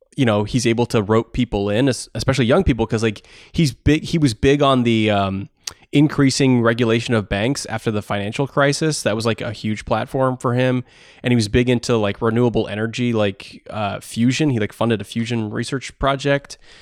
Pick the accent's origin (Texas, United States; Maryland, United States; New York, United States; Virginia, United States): Maryland, United States; Takoma Park; I grew up in Tacoma Park